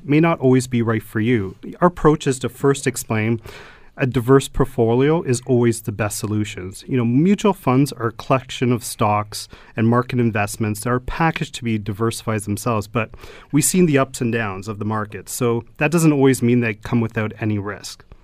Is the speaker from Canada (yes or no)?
yes; Stoney Creek, Ontario, Canada; I grew up in Stony Creek all my life